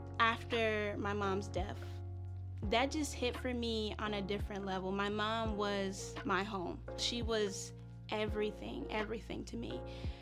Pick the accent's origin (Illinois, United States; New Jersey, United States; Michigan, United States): Illinois, United States; Chicago; I'm here to share a little bit about my story. So I'm from Chicago. I was raised on the South Side.